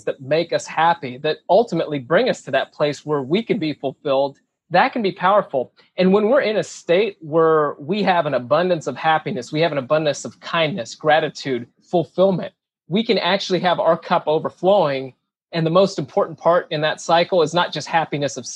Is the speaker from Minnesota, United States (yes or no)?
yes; Minnesota, United States; I was born in Minnesota.